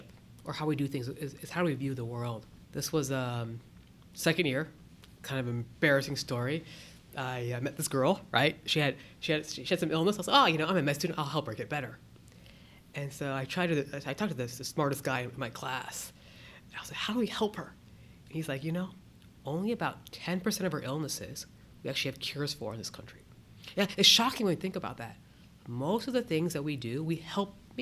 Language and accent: English; Akron, Ohio, United States; also born or lived in Boston; now in Columbus, United States; I was born and raised up in Akron